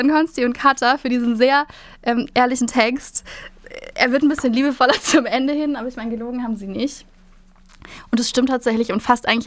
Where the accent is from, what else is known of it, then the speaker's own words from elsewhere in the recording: Hamburg, Germany; Ich bin Hamburgerin.